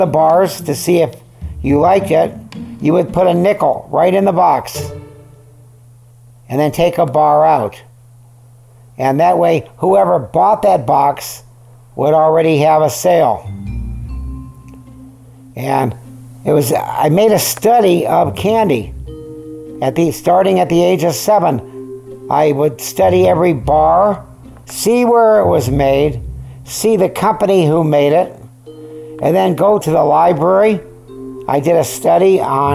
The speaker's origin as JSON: {"language": "English", "region": "California", "country": "United States", "tie": "born or raised there", "also_born_or_lived": "Syracuse, New York / Van Nuys, California", "said": "I was born in Syracuse, New York. We left there when I was 3 and a half. And I remember nothing about it. We came to California"}